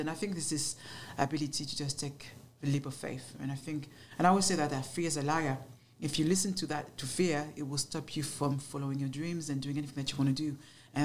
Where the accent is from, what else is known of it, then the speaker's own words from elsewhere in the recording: Paris, Île-de-France, France; accent: French; English is a second language; moved away as an adult; now in London, United Kingdom; I grew up in Paris, but in the ghetto of Paris.